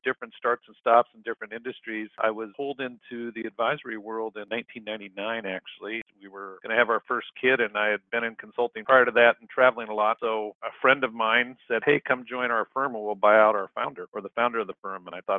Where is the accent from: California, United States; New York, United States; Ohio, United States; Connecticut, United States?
California, United States; Central; moved away as an adult; now in Seattle, United States; I actually am a Central California guy. I grew up down there in Central California.